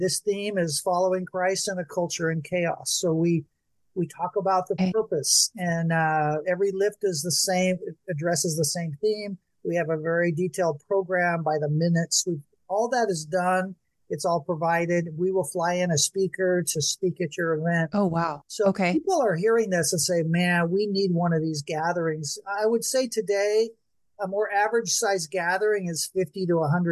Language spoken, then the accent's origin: English; Bakersfield, California, United States; my hometown of Bakersfield.